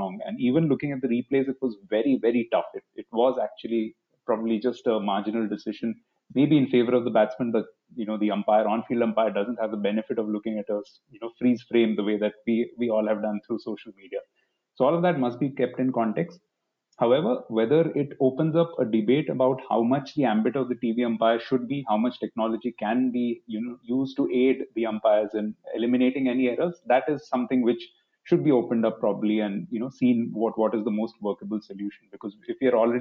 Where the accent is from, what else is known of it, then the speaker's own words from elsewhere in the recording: Delhi, India; I come from Delhi